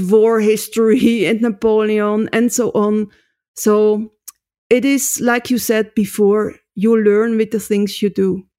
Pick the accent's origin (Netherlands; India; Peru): Netherlands; moved away as an adult; now in Basel, Switzerland; I come from Holland